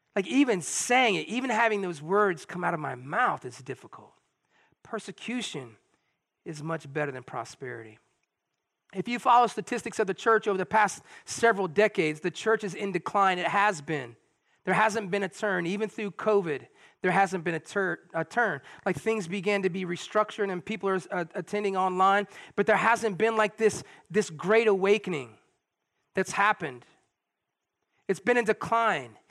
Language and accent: English; United States